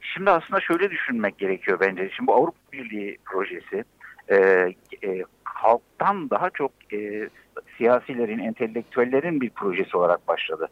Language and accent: Turkish; Gaziantep, Turkey; Bir Antepli olarak